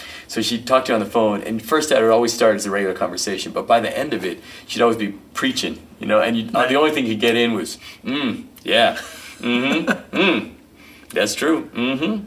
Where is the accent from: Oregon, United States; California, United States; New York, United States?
California, United States; Riverside; moved away; I grew up in Riverside, and I'm back, been back in Riverside for a dozen years now